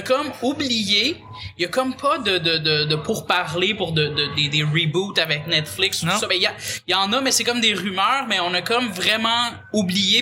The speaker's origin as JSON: {"language": "French", "town": "Pointe-Calumet", "region": "Quebec", "country": "Canada", "said": "je viens de Pointe-Calumet"}